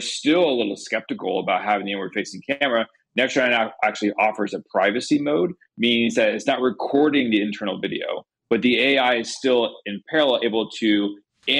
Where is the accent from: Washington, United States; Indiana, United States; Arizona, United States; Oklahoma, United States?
Indiana, United States; I grew up in Indiana.